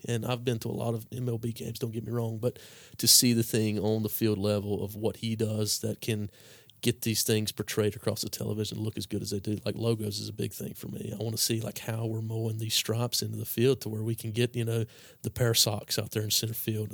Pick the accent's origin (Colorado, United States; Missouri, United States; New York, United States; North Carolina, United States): North Carolina, United States; Caldwell County; that's where I grew up was in Caldwell County